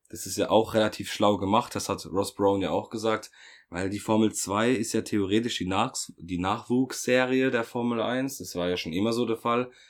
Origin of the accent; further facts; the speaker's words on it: Germany; Bei uns in Deutschland